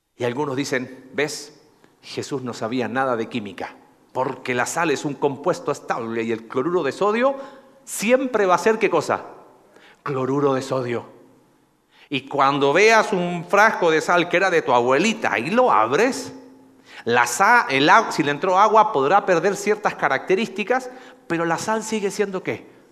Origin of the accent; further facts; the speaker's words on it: Coquimbo, Chile; moved away; De una ciudad que se llama Coquimbo